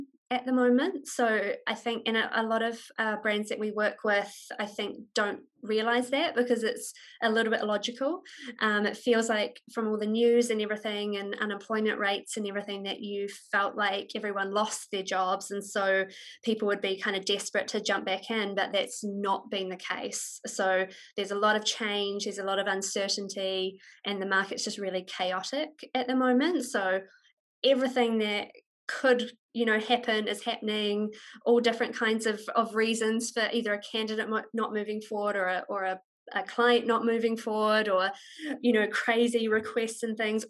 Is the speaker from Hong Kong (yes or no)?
no; New Zealand; moved away as an adult; I'm a Kiwi